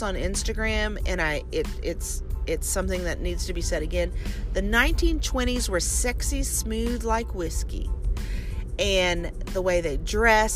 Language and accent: English; Louisiana, United States; now in Texas, United States; Louisiana, my home state. And then the place where I live now in Texas